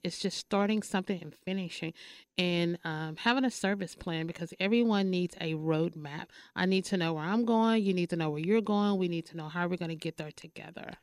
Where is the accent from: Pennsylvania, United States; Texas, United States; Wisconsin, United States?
Texas, United States; Paris; now in Dallas, United States; I am from Paris, Texas